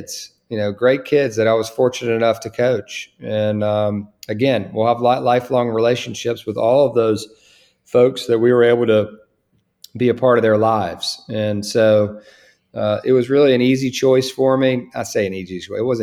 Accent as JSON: {"language": "English", "region": "Virginia", "country": "United States", "tie": "born or raised there", "also_born_or_lived": "Charlottesville, Virginia / Winston-Salem, North Carolina", "said": "coming back here in a place where I grew up, you know, right here in, you know, the state of Virginia"}